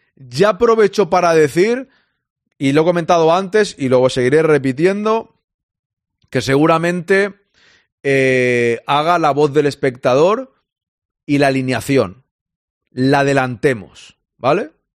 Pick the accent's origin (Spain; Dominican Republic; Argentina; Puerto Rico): Spain; Catalonia; yo soy catalán